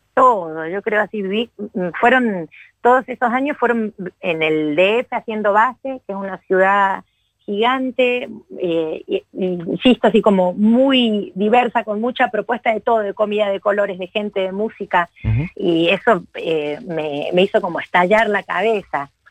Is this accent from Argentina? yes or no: yes; Córdoba, Argentina; also born or lived in Mendoza, Argentina / Mexico; yo nací en Mendoza, pero ah, en realidad he vivido casi toda mi vida en Córdoba, porque tengo todas mis familias de acá, la mayor parte, así que soy, bueno, me asumo como cordobesa